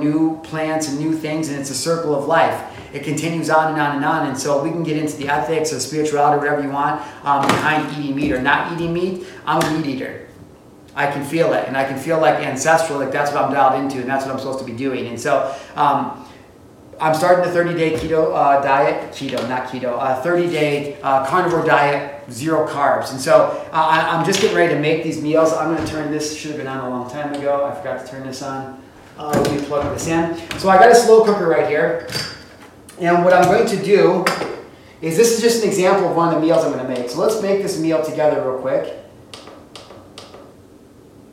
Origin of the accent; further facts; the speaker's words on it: Illinois, United States; now in Montana, United States; I'm from Illinois